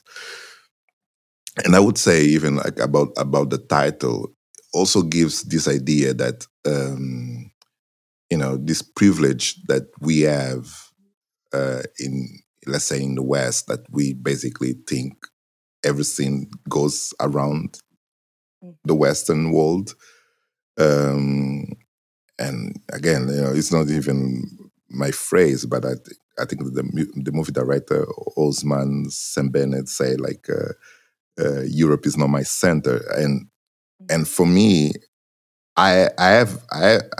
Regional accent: Benguela, Angola; first language Portuguese; English is a second language; now in Portugal; I grew up in Angola

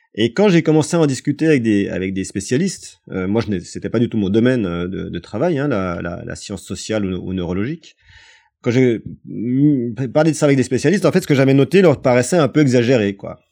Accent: France; chez nous en France

